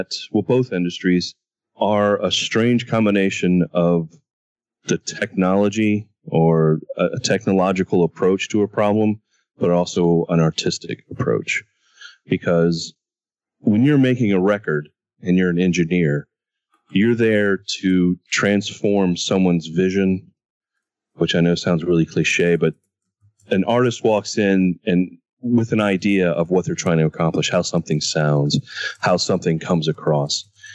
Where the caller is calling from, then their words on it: Atlanta, Georgia, United States; Hello from Atlanta.